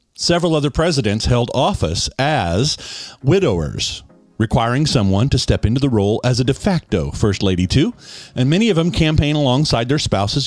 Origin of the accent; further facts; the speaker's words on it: Western Kansas, United States; as a kid growing up in Western Kansas